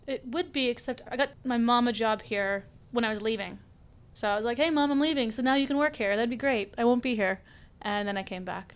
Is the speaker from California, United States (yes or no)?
no; Stanley, Kansas, United States; moved away; I am from Kansas. I am from Stanley, Kansas. It's a small town about an hour and change south of Kansas City.